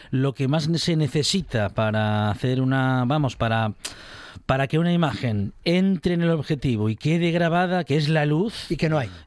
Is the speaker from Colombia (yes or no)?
no; Asturias, Spain